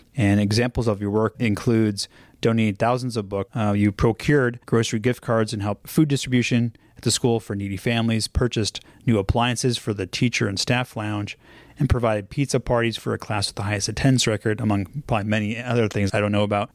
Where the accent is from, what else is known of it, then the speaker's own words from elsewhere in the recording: Los Angeles, California, United States; I grew up here in Los Angeles, and I listened to K-Rock